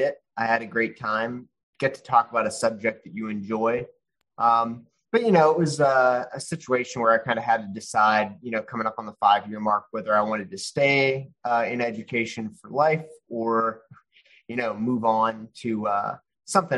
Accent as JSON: {"language": "English", "town": "Pittsburgh", "region": "Pennsylvania", "country": "United States", "also_born_or_lived": "New Orleans, Louisiana", "moved": "yes", "lives_now": "Houston, United States", "said": "I'm originally from Pittsburgh, Pennsylvania, by way of New Orleans and now in Houston"}